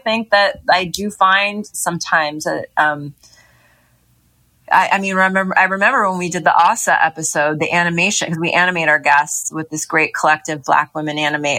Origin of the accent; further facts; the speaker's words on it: Hollywood, California, United States; growing up in Hollywood, the porn industry is here as well.